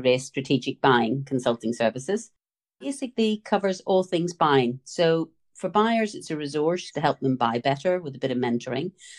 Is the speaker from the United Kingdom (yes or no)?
yes; Northern Ireland, United Kingdom; as you can tell from the accent, I was born and raised in Northern Ireland.